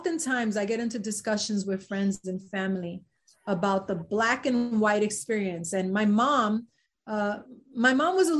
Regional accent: New York City, New York, United States; also born or lived in Spanish Harlem; I was born in Spanish Harlem and raised in the South Bronx to Puerto Rican parents

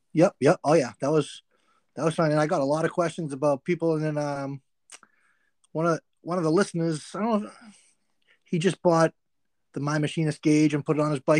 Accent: Massachusetts, United States; I'm from Massachusetts

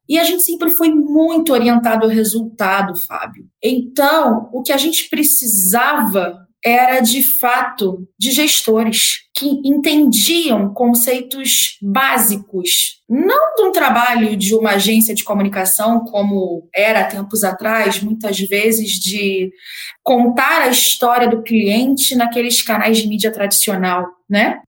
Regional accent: Rio de Janeiro, Brazil; eu sou do Rio

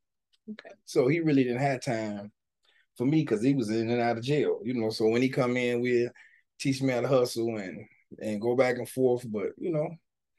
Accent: Gary, Indiana, United States; I'm from Gary, Indiana.

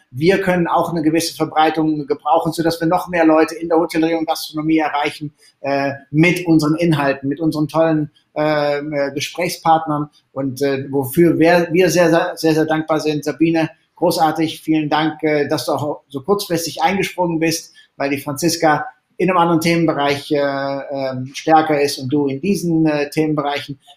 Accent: Netherlands; German is a second language; dann auch manchmal, ne, für mich als Holländer ein paar schwierige Wörter dazu.

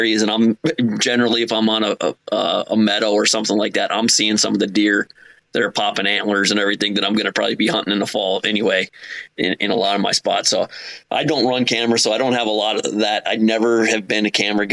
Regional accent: Upper Peninsula of Michigan, United States; moved away as an adult; also born or lived in South Jersey / Philadelphia; now in New Jersey, United States; I'm originally from the Upper Peninsula of Michigan. When I was 18, I joined the service

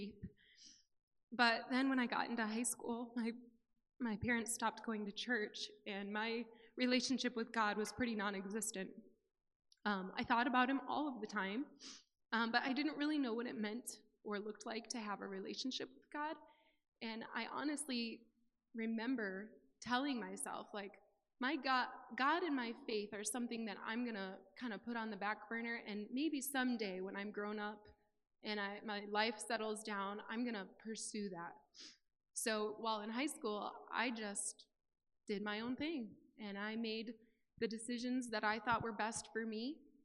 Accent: Mount Pleasant, Michigan, United States; moved away as an adult; also born or lived in San Diego, California; we moved from Mount Pleasant, Michigan to San Diego, California

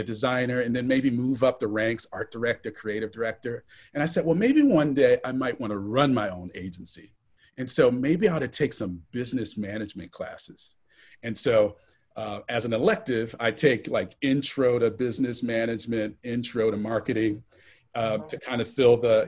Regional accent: Central Florida, United States; moved away as an adult; also born or lived in Cincinnati / Atlanta; I grew up in Central Florida, kind of in the shadows of, you know, tourism and entertainment, and of course, Disney

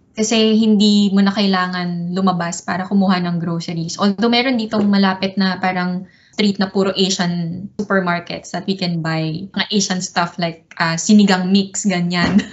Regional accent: Quezon City, Metro Manila, Philippines; moved away as an adult; also born or lived in United Kingdom; now in Sydney, Australia; sa Philippines, taga QC kami. So same kami ni Color, mga batang Quezon City

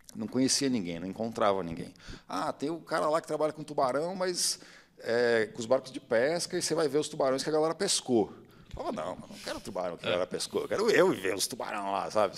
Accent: São Paulo, Brazil; eu sou de São Paulo, então tinha a TV Cultura, né, que passava um, um documentário toda tarde quando eu chegava da escola

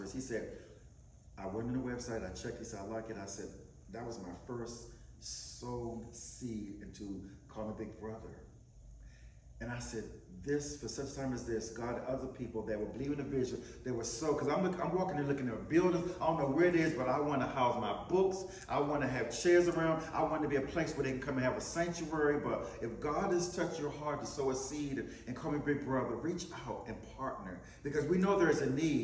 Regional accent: Wilson, North Carolina, United States; from the dirt roads of Wilson, North Carolina.

